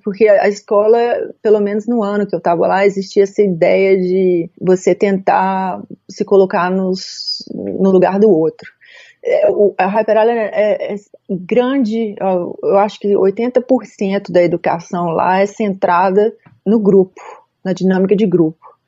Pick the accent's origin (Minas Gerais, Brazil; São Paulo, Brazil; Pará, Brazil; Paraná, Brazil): Minas Gerais, Brazil; Belo Horizonte; moved away as an adult; also born or lived in Munich, Germany / Gothenburg, Sweden; eu comecei em BH, eu sou de BH